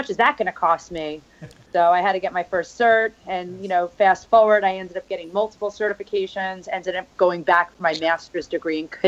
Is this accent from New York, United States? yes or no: yes; New York, United States; Um, I'm from New York, so you could